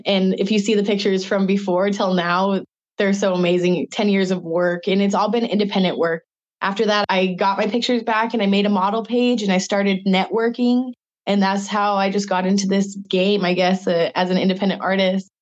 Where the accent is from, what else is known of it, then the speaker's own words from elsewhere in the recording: Spokane, Washington, United States; I'm from Spokane, Washington, and I'm a local artist